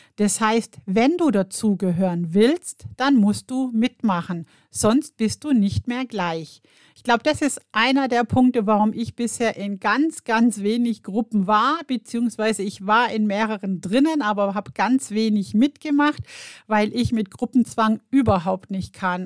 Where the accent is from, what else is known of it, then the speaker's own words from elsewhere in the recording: Germany; bei uns in Deutschland